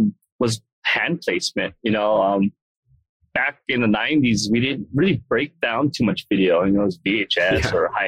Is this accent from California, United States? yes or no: no; Hawaii, United States; moved away; I grew up in Hawaii